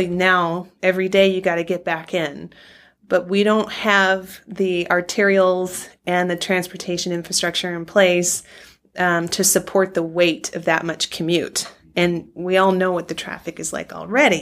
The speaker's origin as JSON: {"language": "English", "region": "California", "country": "United States", "tie": "born or raised there", "moved": "yes", "lives_now": "Oregon, United States", "said": "I grew up in California"}